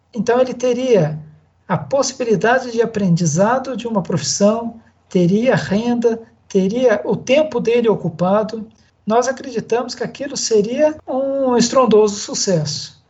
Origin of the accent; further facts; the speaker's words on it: Vale do Paraíba, São Paulo, Brazil; moved away as an adult; also born or lived in Araçatuba; Hoje, hoje eu estou de volta ao Vale do Paraíba, que é minha terra Natal